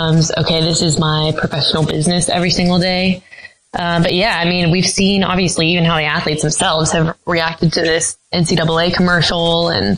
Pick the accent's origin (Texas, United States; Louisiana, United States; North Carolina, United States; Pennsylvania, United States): North Carolina, United States; I grew up in North Carolina